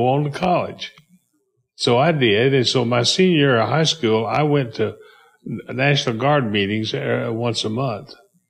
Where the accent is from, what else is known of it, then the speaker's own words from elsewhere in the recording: Knoxville, Tennessee, United States; growing up in Knoxville.